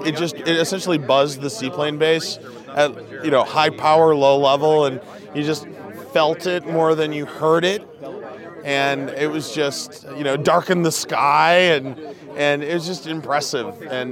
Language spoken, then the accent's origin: English; Chicago, Illinois, United States; Chicago, Illinois.